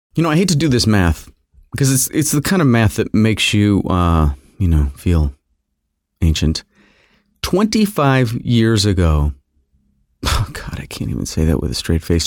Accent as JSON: {"language": "English", "town": "Fairport", "region": "New York", "country": "United States", "tie": "born or raised there", "said": "I grew up a little here and a little there, but I always consider, uh, Fairport, New York, on the outskirts of Rochester, New York, uh, my, you know, my hometown. It's where I graduated high school. It's where I went to junior high and high school"}